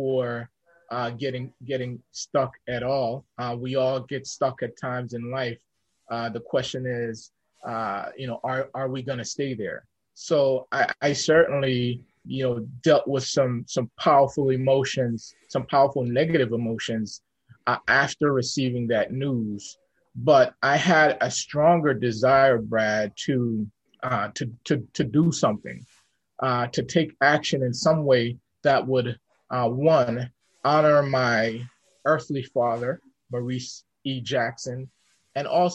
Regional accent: U.S. Virgin Islands; moved away; a childhood buddy of mine that I grew up with on St. Thomas

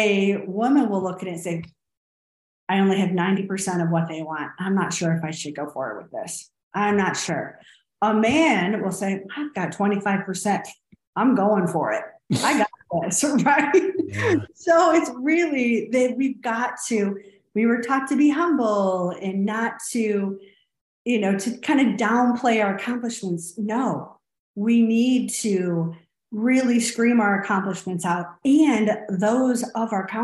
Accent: Clarkston, Michigan, United States; now in Austin, United States

